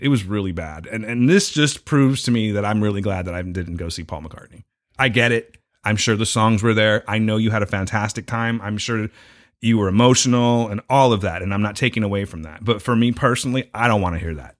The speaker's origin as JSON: {"language": "English", "country": "United States", "said": "I'm an American and we're rowdy and shit"}